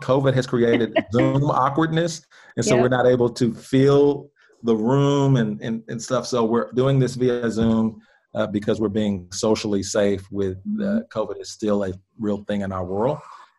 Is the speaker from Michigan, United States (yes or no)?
no; Millwood, Oklahoma, United States; I'm the only Black guy that ever we have on here that's from Millwood.